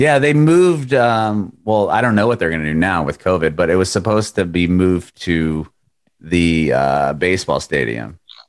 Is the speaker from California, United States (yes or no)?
yes; Poway, California, United States; also born or lived in Rancho Bernardo; now in Nashville, United States; I grew up just east of there. I actually grew up in, speaking of … I grew up in Poway.